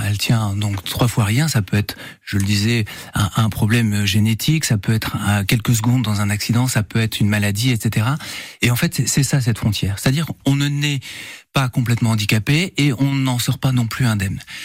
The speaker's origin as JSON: {"language": "French", "country": "France", "said": "on est français"}